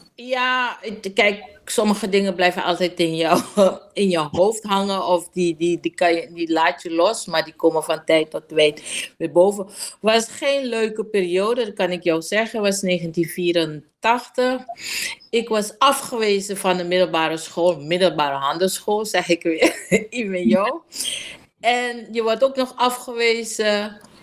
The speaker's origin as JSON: {"language": "Dutch", "region": "Coronie", "country": "Suriname", "tie": "born or raised there", "also_born_or_lived": "Paramaribo", "said": "ik ben in Coronie opgegroeid en ik heb een heel eh, relaxed en ontspannen jeugd gehad in uh, eh, Coronie"}